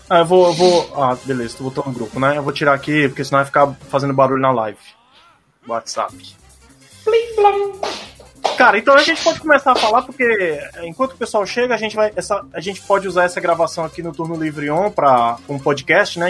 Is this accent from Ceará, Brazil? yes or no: yes; Ceará, Brazil; Eu sou brasileiro, cearense